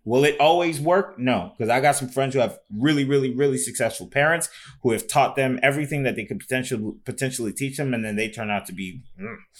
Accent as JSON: {"language": "English", "town": "Fort Lauderdale", "region": "Florida", "country": "United States", "tie": "born or raised there", "moved": "yes", "said": "when I grew up in Fort Lauderdale"}